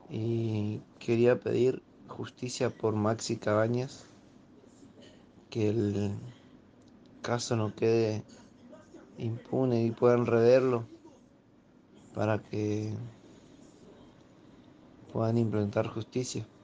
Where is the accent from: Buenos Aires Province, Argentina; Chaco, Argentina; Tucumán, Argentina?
Chaco, Argentina; Villa Ángela; Buenas tardes, eh … de Villa Ángela, Chaco.